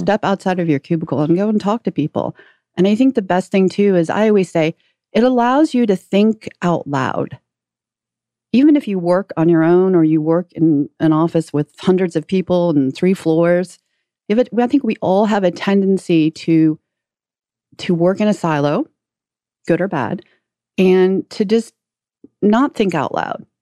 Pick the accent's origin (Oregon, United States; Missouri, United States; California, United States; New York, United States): Missouri, United States; St. Louis; out of Saint Louis, which is my hometown